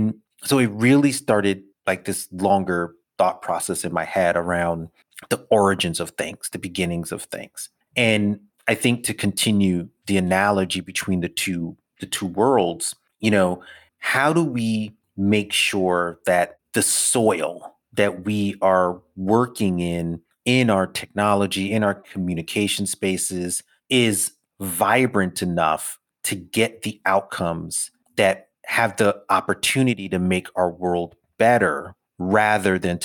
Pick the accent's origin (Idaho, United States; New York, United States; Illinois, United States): New York, United States; New York City; I'm a city kid, right? I grew up in Brooklyn in as concrete and glass an environment as one can possibly